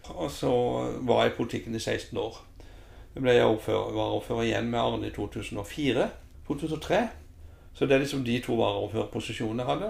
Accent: Lillesand, Agder, Norway; født og oppvokst i Lillesand. Har jo eh, familien her.

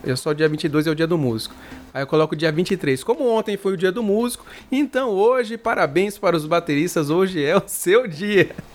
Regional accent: Mato Grosso do Sul, Brazil; eu sou aqui do Mato Grosso do Sul

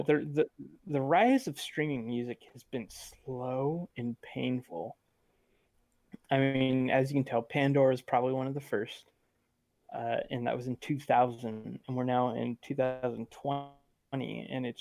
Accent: Sweden; I'm from Sweden

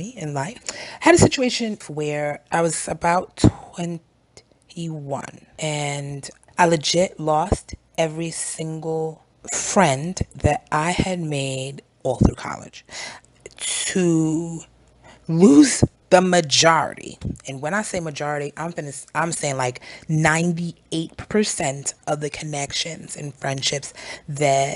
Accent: New York City, New York, United States; moved away as an adult; also born or lived in Oklahoma; I'm originally from Brooklyn, New York

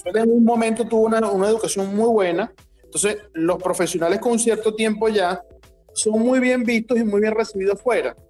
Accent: Venezuela; yo soy venezolano

